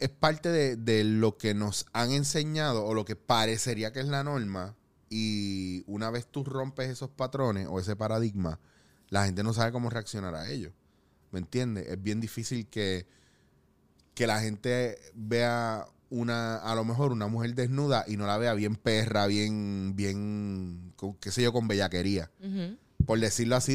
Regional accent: Puerto Rico

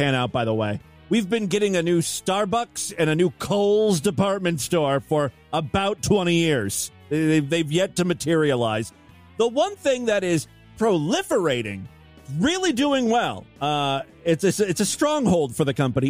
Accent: Ashtabula, Ohio, United States; moved away; my hometown of Ashtabula

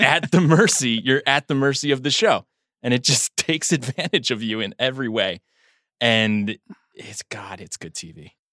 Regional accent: United States; as an American

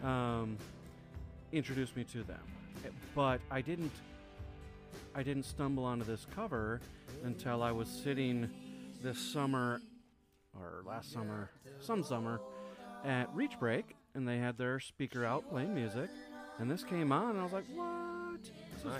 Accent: Wisconsin, United States; I grew up in Wisconsin

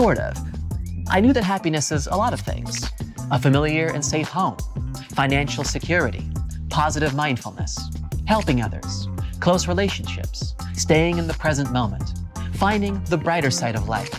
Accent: California, United States; my home state of California

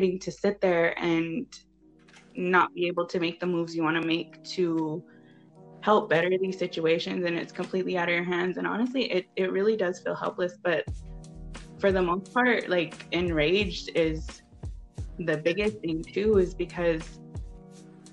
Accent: Arizona, United States; born and bred out in Arizona

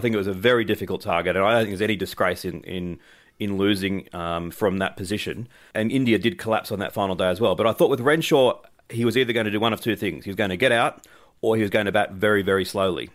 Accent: Australia; as an Australian

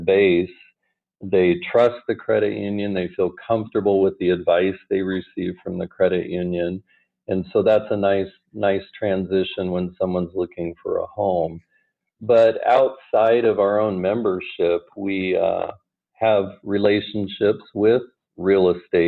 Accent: Omaha, Nebraska, United States; also born or lived in Wayne, Nebraska; I'm from the Omaha area, and at 17 years ago, we moved back

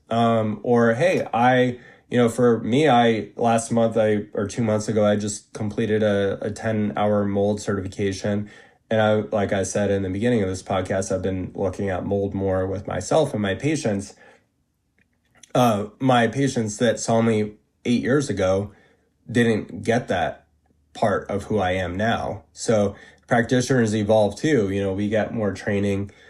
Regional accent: Vermont, United States; I worked on an organic vegetable farm in my hometown in Vermont

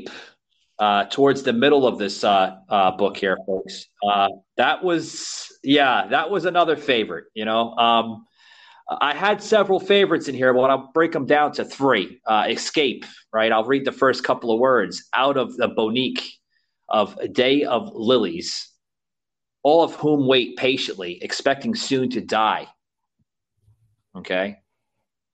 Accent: New York City, New York, United States; moved away as an adult; now in Florida, United States; before I moved to the state of Florida, I come from the state of New York. I was born and raised in New York City

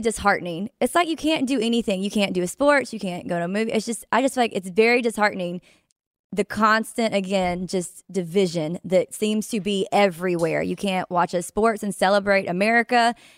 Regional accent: Mississippi, United States; this is from my hometown. Well, it's not, it's in Mississippi, so my state

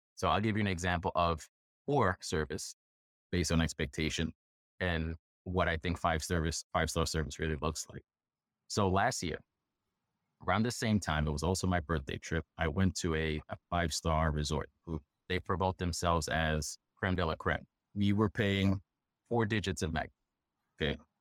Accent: New York, United States; I'm a New Yorker

